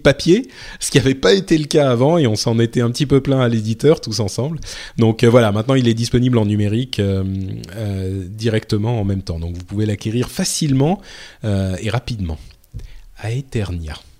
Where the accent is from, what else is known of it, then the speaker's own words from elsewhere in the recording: France; je suis français